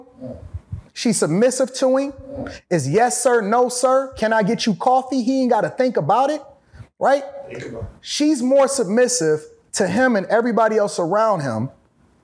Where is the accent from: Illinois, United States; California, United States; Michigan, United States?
Michigan, United States; Detroit; I'm from Detroit.